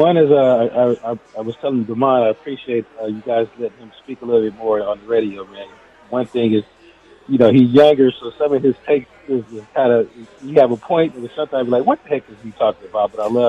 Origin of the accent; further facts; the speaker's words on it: Oakland, California, United States; And I'm from the Bay Area. I grew up in Oakland